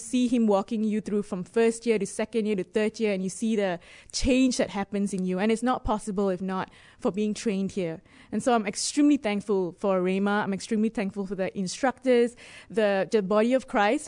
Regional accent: Singapore; moved away as an adult; also born or lived in Dubai; I was born in Singapore, and I lived in Dubai before this.

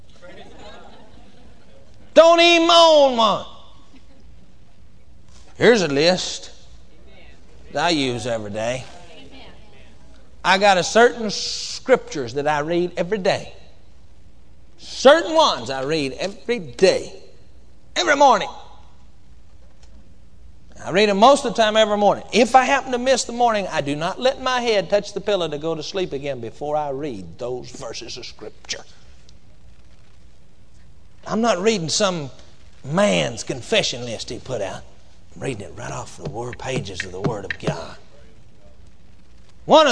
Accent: Texas, United States; I come from Texas and we say whooping down there where I come from

